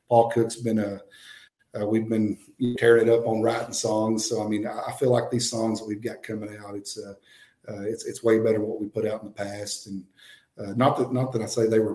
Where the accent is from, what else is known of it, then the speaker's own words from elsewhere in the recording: Rising Star, Texas, United States; my hometown, Rising Star, Texas